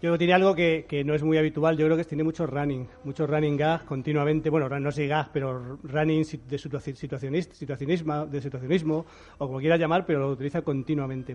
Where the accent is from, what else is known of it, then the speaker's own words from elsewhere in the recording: Spain; cómo somos los españoles